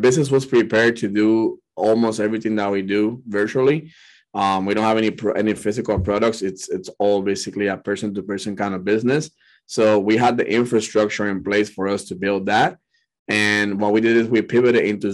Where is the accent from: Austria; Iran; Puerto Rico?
Puerto Rico; now in California, United States; I was born and raised in Puerto Rico